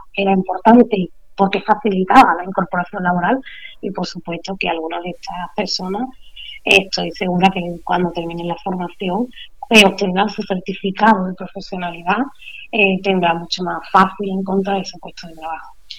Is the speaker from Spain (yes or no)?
yes; La Janda, Andalusia, Spain; Yo también soy de la Janda